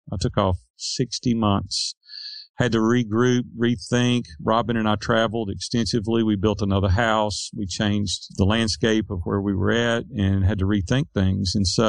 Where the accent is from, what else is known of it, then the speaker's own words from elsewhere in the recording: Nashville, Tennessee, United States; Nashville, Tennessee.